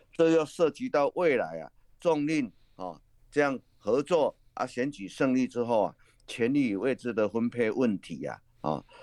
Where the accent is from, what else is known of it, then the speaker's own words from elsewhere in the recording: Taiwan; 用我们台湾话来讲